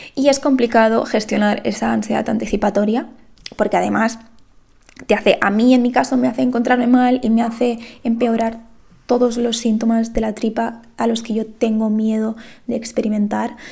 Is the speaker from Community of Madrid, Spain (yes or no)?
no; Lleida, Catalonia, Spain; yo soy de Lleida